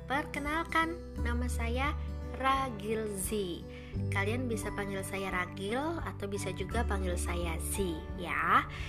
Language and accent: Indonesian; Surabaya, East Java, Indonesia; moved away as an adult; also born or lived in Gading Serpong, Tangerang; now in Tangerang, Indonesia; saya asli orang Surabaya, karena dari kecil hingga dewasa saya tinggal di kota pahlawan Surabaya